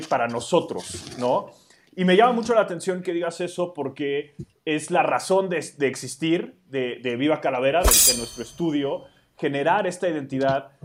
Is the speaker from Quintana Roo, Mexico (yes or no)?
no; Mexico City, Mexico; mi contexto urbano en la Ciudad de México